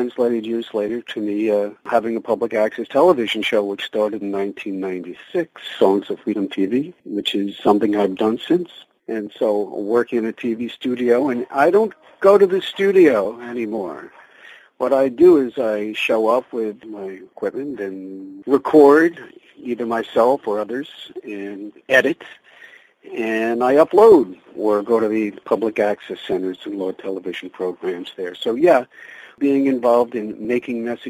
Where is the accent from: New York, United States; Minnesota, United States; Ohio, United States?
New York, United States; Long Island; also born or lived in Bronx, New York / Queens, New York; moved to Long Island when, in 1960. I was four